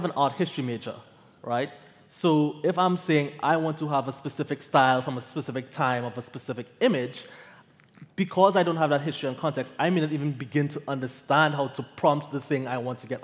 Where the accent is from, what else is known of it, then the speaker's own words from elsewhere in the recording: Trinidad & Tobago; I am from Trinidad.